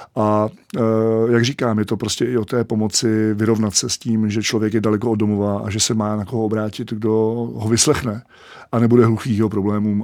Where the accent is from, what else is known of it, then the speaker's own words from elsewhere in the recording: Czechia; jako Čech